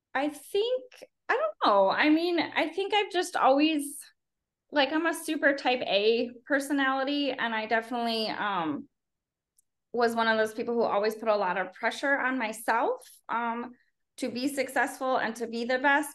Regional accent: Chicago, Illinois, United States; moved away as an adult; also born or lived in Fort Worth, Texas; now in Los Fresnos, United States; I'm from the south suburbs of Chicago

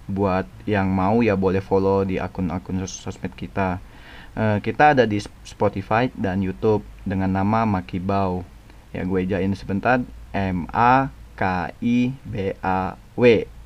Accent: West Kalimantan, Indonesia; now in Taiwan; e, asal gue dari Kalimantan Barat Dan sekarang gue lagi stay di Taiwan

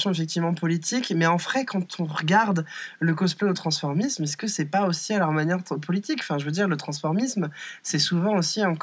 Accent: France; je suis française, je suis en mode oh waouh, baby, c'est trop bien.

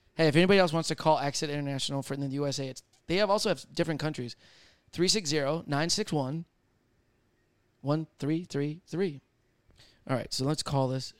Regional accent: Michigan, United States; I'm from Michigan.

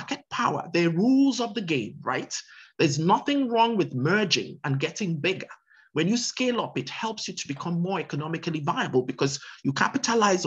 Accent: Nigeria; now in United States; I'm also a US citizen, of course, uh-huh. besides being a Nigerian citizen, but I've lived here forever.

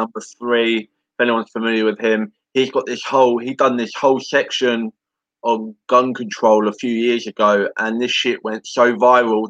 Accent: England, United Kingdom; as an Englishman

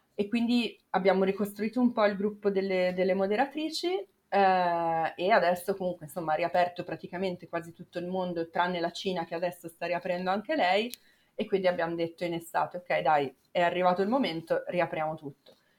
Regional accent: Milan, Lombardy, Italy; moved away as an adult; io sono di Milano

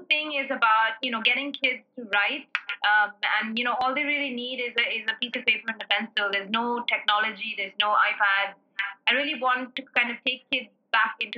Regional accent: South India, India; as a South Indian

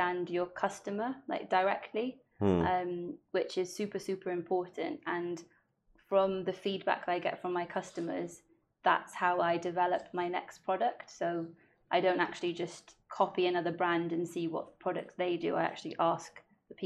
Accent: Wales, United Kingdom; first language Welsh; English is a second language

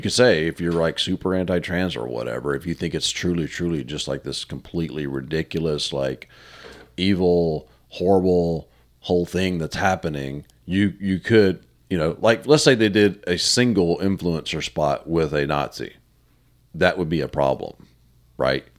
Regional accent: the South, United States; I'm from the South

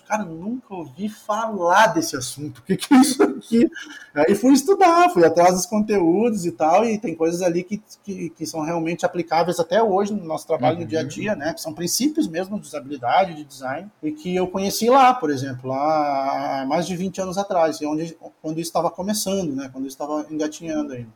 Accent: Porto Alegre, Rio Grande do Sul, Brazil; moved away as an adult; also born or lived in Torres, Brazil; now in Florianópolis, Brazil; Nasci numa cidade que era na beira do mar, que é em Torres. Aí morei 22 anos em Porto Alegre

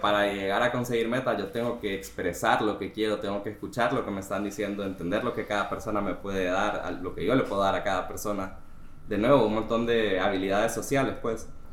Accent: Honduras; yo soy de Honduras, yo tengo 29 años

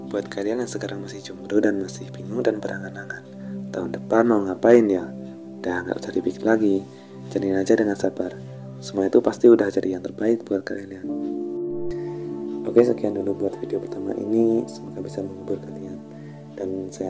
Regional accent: Malang, East Java, Indonesia; born there; lahir di Kota Malang

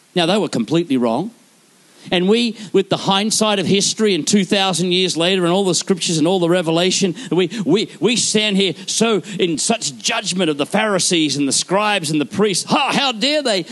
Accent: Queensland, Australia; I am from Queensland.

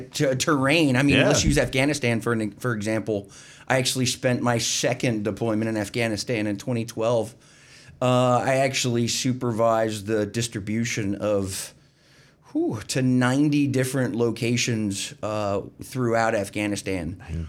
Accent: Pennsylvania, United States; I grew up in the Alabama portion of the part of Pennsylvania between Philadelphia and Pittsburgh.

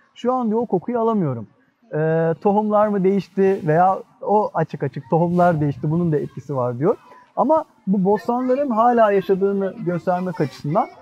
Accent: Istanbul, Turkey; ben bir Üsküdarlıyım, Üsküdar'da yaşıyorum.

